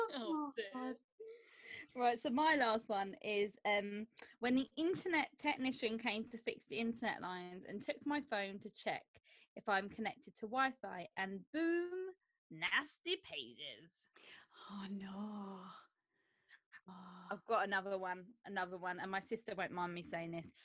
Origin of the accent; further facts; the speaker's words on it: Croydon, London, United Kingdom; I'm from Croydon